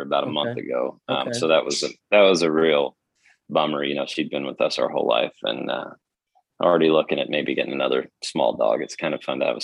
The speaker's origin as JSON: {"language": "English", "region": "Oklahoma", "country": "United States", "said": "I'm from Oklahoma."}